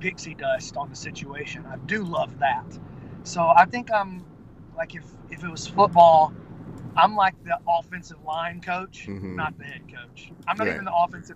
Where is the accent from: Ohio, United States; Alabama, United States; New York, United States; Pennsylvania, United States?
Alabama, United States; I'm from Alabama